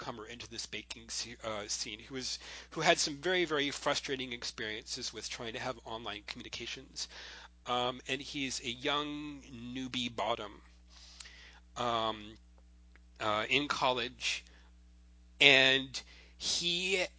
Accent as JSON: {"language": "English", "region": "Florida", "country": "United States", "tie": "born or raised there", "said": "in high school when I grew up in Florida"}